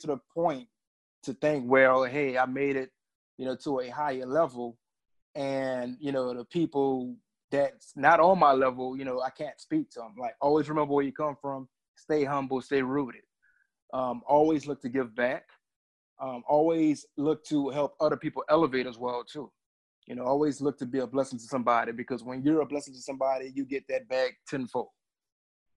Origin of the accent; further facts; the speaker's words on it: New Orleans, Louisiana, United States; also born or lived in DC area; now in Washington, D.C. area, United States; I'm from New Orleans, Louisiana